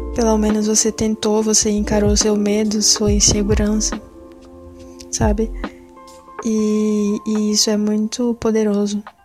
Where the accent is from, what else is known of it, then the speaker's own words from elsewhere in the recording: Pernambuco, Brazil; sou pernambucana